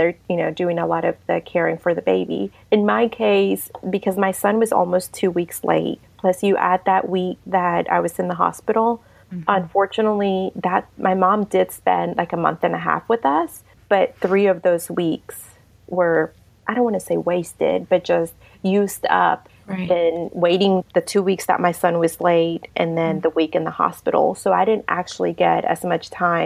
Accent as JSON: {"language": "English", "country": "Mexico", "also_born_or_lived": "Savannah, Georgia", "moved": "yes", "lives_now": "Lincoln, Nebraska, United States", "said": "I'm from Mexico. That's where I'm from originally."}